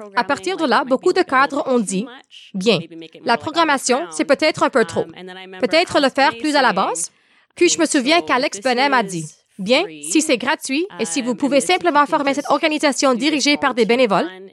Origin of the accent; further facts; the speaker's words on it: Winnipeg, Manitoba, Canada; moved away as an adult; now in Ottawa, Canada; Je suis donc originaire de Winnipeg.